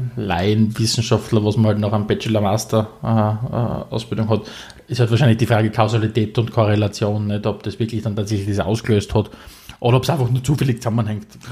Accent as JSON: {"language": "German", "country": "Austria"}